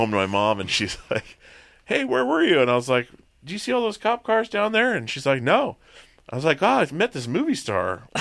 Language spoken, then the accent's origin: English; Petersburg, Alaska, United States; also born or lived in Long Beach, Washington; I grew up in Alaska. I grew up, um, I wasn't born there. I was born in Long Beach, Washington, and, uh, four months old, moved to Petersburg, Alaska